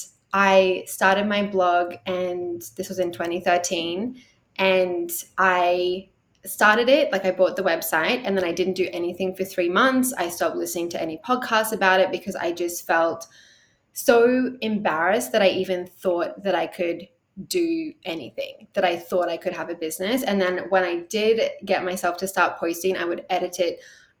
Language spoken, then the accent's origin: English; Australia; accent: Australian; in case you can't tell from the accent, I am Australian.